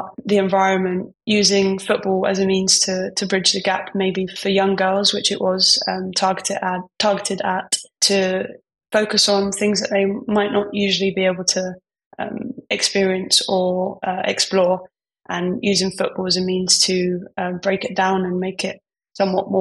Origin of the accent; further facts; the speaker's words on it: London, United Kingdom; I'm from East London